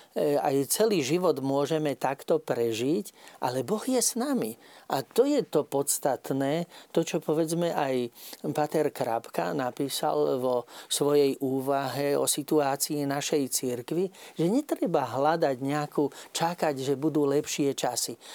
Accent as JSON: {"language": "Slovak", "town": "Nové Mesto nad Váhom", "region": "Trenčín Region", "country": "Slovakia", "said": "ja pochádzam z Nového mesta nad Váhom"}